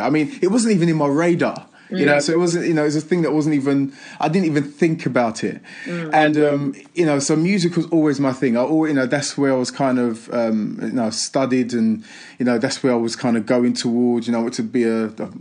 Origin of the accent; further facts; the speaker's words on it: London, United Kingdom; I'm an East End boy growing up in East London. Do you know, I'm an estate, you know what I mean, in Manor Park.